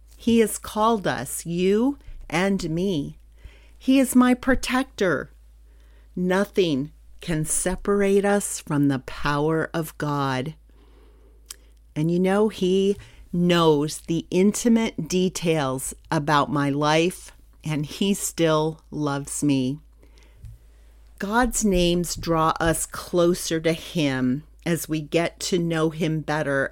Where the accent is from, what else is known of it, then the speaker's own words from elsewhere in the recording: Pennsylvania, United States; moved away as an adult; also born or lived in Garland, Texas; I'm from Pennsylvania